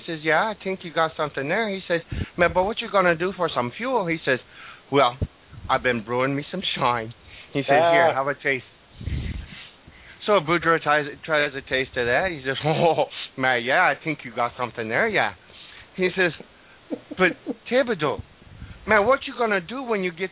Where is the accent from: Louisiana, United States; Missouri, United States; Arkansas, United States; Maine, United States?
Louisiana, United States; Cajun; I'm Cajun